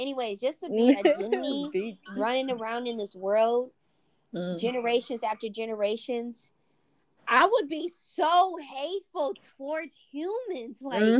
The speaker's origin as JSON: {"language": "English", "country": "United States", "said": "I'm American. Well, we both said the same religion"}